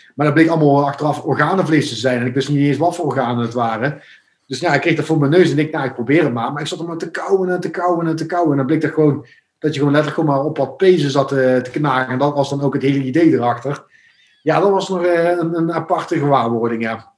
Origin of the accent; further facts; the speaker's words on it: Venlo, Limburg, Netherlands; moved away; ik kom oorspronkelijk uit Venlo, eh, Limburg